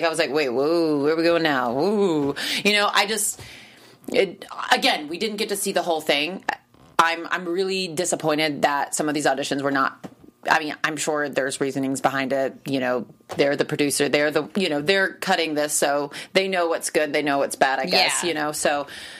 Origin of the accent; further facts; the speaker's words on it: Myrtle Beach, South Carolina, United States; So shout out to Ansley Burns for being from South Carolina, because I'm from Myrtle Beach.